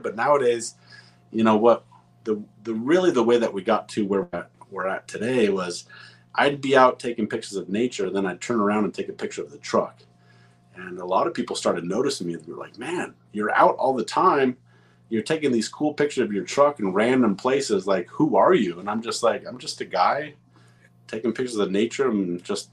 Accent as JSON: {"language": "English", "region": "Southern California", "country": "United States", "tie": "born or raised there", "moved": "yes", "lives_now": "Salt Lake City, United States", "said": "I grew up in Southern California"}